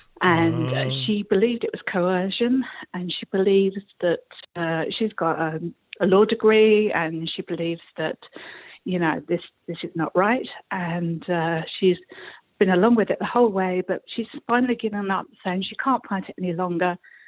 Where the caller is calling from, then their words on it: South East England, United Kingdom; I'm calling from Kent.